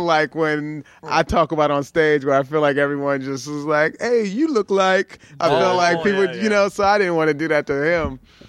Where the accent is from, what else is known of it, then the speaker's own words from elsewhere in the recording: Baltimore, Maryland, United States; moved away; also born or lived in Sacramento; I'm from Baltimore.